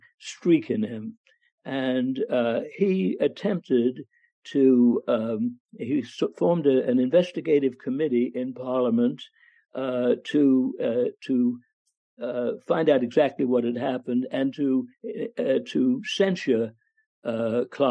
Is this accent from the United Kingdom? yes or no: yes; England, United Kingdom; I grew up in England